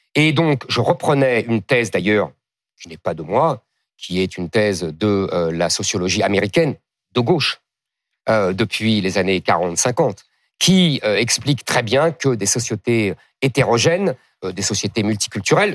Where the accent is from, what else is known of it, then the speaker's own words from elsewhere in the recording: France; je suis français